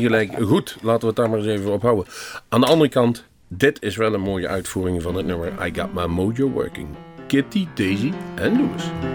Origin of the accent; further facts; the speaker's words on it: Netherlands; toen wij uit Nederland kwamen